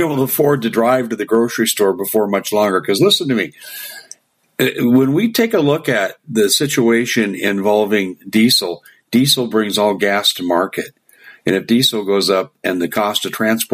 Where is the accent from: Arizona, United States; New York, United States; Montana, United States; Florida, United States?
Arizona, United States; I'm from Arizona